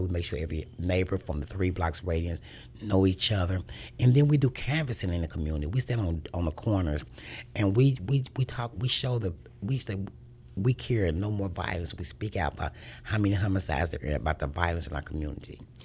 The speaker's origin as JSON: {"language": "English", "town": "Kansas City", "region": "Missouri", "country": "United States", "tie": "born or raised there", "said": "Born and raised in Kansas City all my life"}